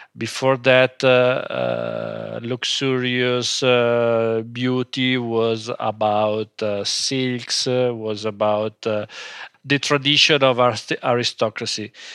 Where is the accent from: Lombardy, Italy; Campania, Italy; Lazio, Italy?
Lombardy, Italy; Como; English is a second language; By family, we are not from Como, but we started living in Como when we was, uh, three, four years old.